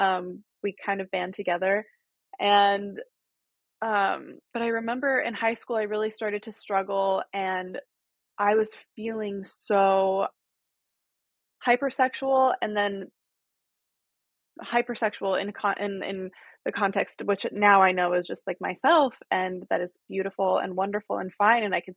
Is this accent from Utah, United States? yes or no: yes; Utah, United States; moved away as an adult; also born or lived in New York; I grew up Mormon in Utah.